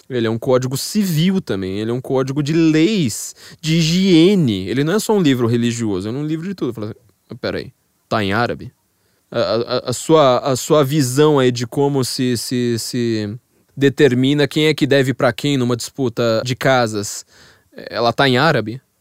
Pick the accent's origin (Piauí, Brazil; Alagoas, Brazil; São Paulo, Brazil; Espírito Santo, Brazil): São Paulo, Brazil; como eu sou paulista, eu tenho uma mentalidade geográfica de paulistana